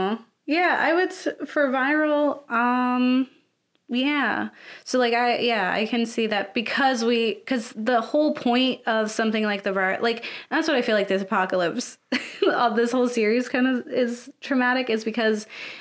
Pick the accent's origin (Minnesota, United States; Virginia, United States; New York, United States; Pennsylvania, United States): Pennsylvania, United States; Philadelphia; as a Philadelphian